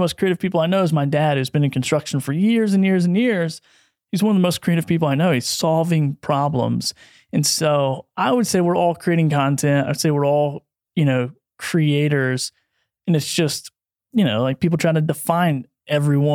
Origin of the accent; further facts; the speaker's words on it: Bristol, United States; also born or lived in St. Louis; went back to my hometown, and at that time was Bristol, Tennessee, Virginia